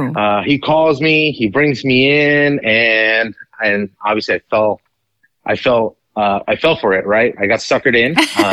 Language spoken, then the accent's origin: English; Ecuador; also born or lived in Colombia / St. Petersburg, Florida, United States; now in United States; I was born in Colombia, raised in Ecuador, and I moved to the United States twice. First time to St. Pete after I was born, and then we went back to Ecuador where my dad's from. It's actually a big part of my story is, being Colombian